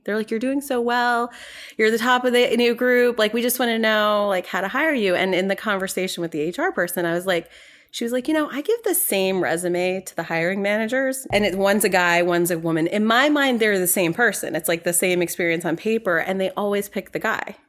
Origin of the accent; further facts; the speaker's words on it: New York, United States; moved away as an adult; also born or lived in North Carolina; I'm from New York originally, and, um, I went to school in North Carolina